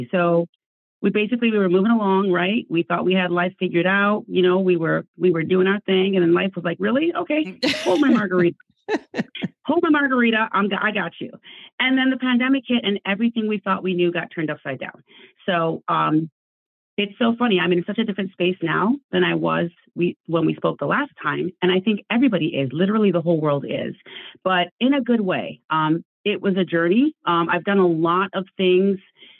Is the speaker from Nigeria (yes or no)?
yes; Nigeria; also born or lived in Ann Arbor, United States / Calabar, Nigeria; I am Nigerian. I'm Igbo. That's my cultural background. And when I was 12 years old, my parents uprooted us and moved us from Ann Arbor, Michigan to Calabar, Cross River State in Nigeria.